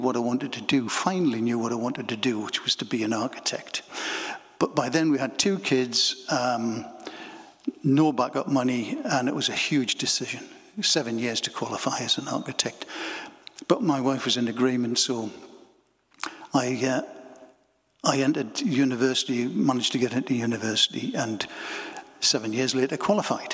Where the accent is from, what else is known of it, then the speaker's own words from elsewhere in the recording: Bedlington, North East England, United Kingdom; also born or lived in Wallsend; I was born in Bedlington, mining village.